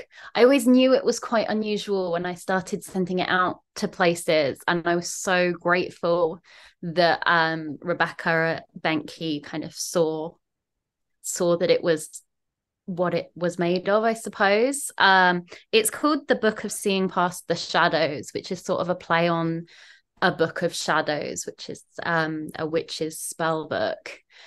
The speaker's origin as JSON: {"language": "English", "region": "South East England", "country": "United Kingdom", "moved": "yes", "lives_now": "Manchester, United Kingdom", "said": "as you may notice from the accent, I'm not originally from Levingium. I'm from down south, sort of the London, Kent, the smushy area in between London and Kent. Moved up to Manchester 5-6 years ago now"}